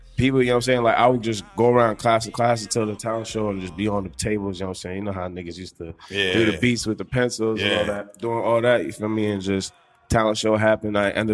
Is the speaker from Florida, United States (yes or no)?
no; Boston, Massachusetts, United States; also born or lived in Georgetown / Randolph / Roxbury / Dorchester; I grew up in Hyde Park.